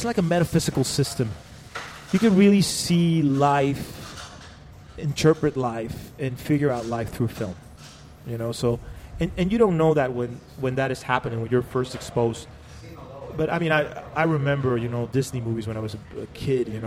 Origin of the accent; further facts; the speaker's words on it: Mexico; moved away as an adult; also born or lived in Cancun, Mexico; now in Los Angeles, United States; I studied philosophy and literature and anthropology when I was in Mexico. And then I was in a punk band in my hometown called …